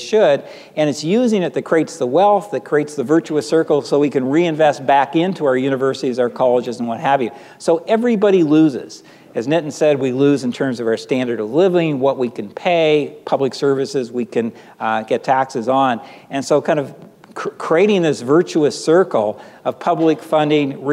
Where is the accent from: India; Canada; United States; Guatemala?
Canada; being Canadian